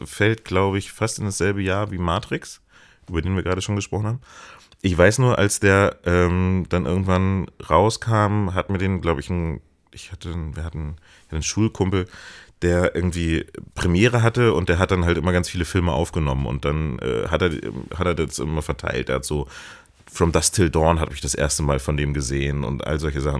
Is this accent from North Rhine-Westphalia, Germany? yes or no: no; Hamburg, Germany; ich komme auch aus Hamburg